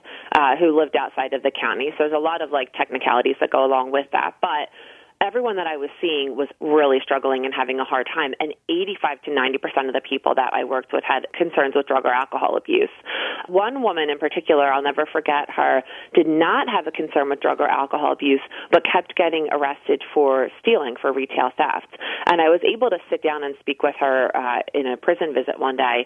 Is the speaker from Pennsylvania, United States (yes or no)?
yes; Philadelphia, Pennsylvania, United States; I grew up actually in the Roxborough section of Philadelphia.